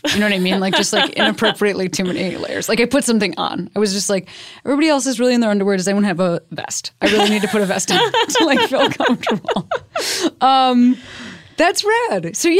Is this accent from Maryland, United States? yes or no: no; Chicago, Illinois, United States; Oh, I'm from Chicago.